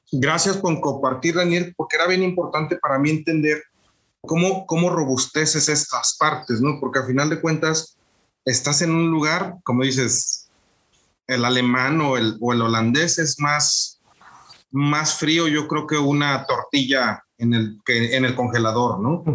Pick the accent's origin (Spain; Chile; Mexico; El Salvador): Mexico; moved away; somos mexicanos haciendo negocios en Europa